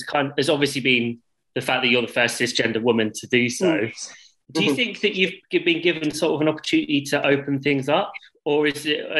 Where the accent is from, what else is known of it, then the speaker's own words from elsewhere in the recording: Fareham, South East England, United Kingdom; moved away; I'm originally not far from Southampton.